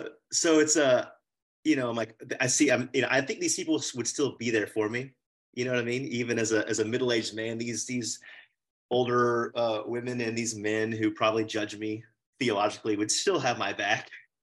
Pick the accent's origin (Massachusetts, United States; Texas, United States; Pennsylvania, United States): Texas, United States; Austin; I grew up in Austin in a very Baptist, well, preschool all the way through high school and church in the same place in a private school.